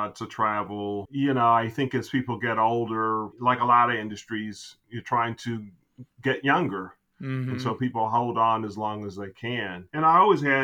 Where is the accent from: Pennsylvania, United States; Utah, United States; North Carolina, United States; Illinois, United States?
Illinois, United States; Chicago; also born or lived in Germany; I grew up in the Chicago area